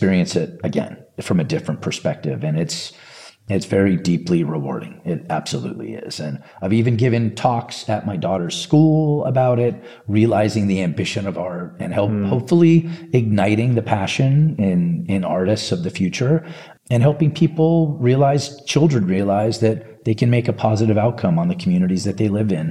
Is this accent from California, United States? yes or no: yes; California, United States; I grew up in California, both Northern and Southern California